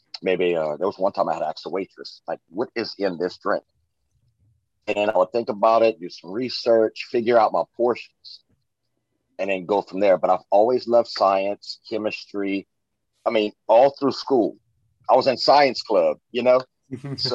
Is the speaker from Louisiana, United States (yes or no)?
yes; Louisiana, United States; I'm from Louisiana, raised.